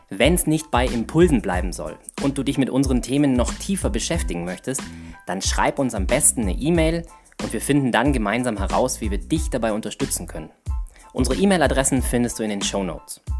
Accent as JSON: {"language": "German", "town": "Augsburg", "region": "Bavaria", "country": "Germany", "said": "ich bin ja ursprünglich aus Augsburg."}